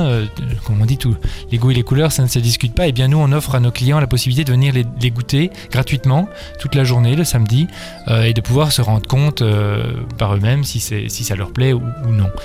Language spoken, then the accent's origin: French; Belgium; En tant que Belge